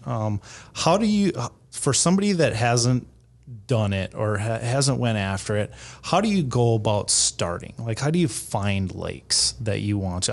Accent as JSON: {"language": "English", "town": "Fargo", "region": "North Dakota", "country": "United States", "said": "I'm from the Fargo area"}